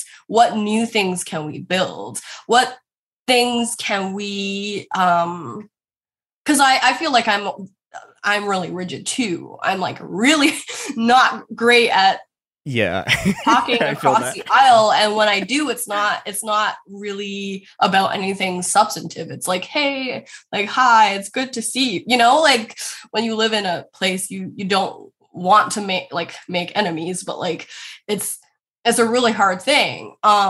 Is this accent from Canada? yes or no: yes; Richmond, British Columbia, Canada; I didn't grow up experiencing overt racist violence when I grew up in Richmond. Richmond is an extremely East Asian and Chinese suburb